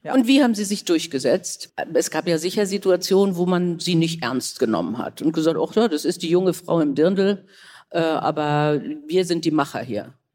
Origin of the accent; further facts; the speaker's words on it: Kiel, Schleswig-Holstein, Germany; Ich komme aus Kiel